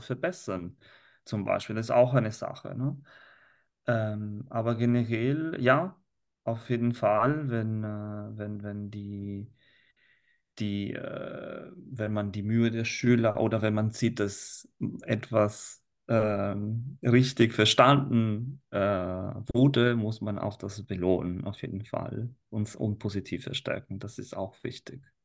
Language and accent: German; Italy; first language Italian; German is a second language; now in Germany; als Italiener in Deutschland